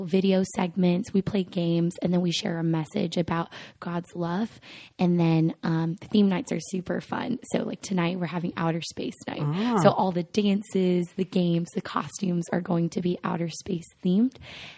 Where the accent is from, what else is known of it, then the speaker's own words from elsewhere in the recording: Monterey Park, California, United States; I am from Monterey Park, California, which is a suburb right outside of Los Angeles